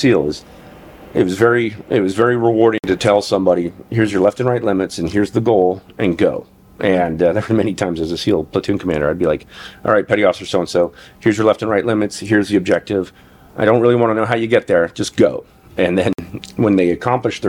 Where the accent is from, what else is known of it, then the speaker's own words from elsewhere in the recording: Incline Village, Nevada, United States; I grew up in Incline Village, Nevada, and very small town of permanent residents